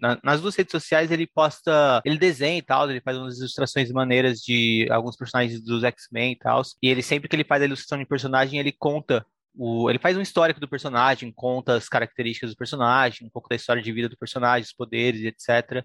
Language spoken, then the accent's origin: Portuguese; Brazil; eu sou brasileiro